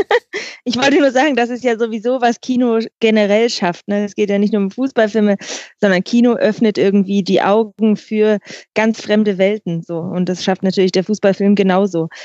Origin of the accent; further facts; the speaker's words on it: Bremen, Germany; ich komme aus Bremen